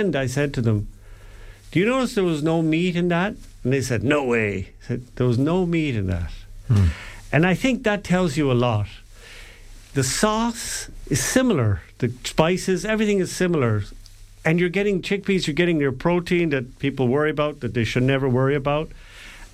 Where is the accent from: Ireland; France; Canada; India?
Ireland; we're Irish